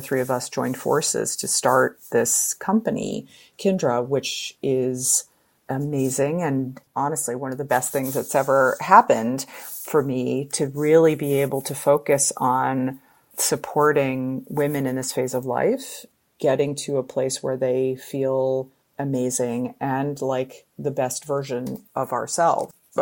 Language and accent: English; Connecticut, United States; I grew up in Connecticut